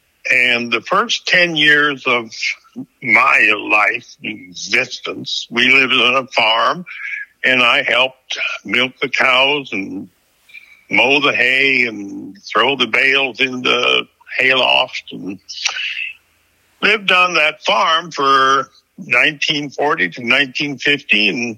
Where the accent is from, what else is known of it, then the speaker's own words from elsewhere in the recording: Lorenz, Iowa, United States; now in Texas, United States; Back in 1940, I was born and raised in a little town in northern Iowa called Lorenz, Iowa.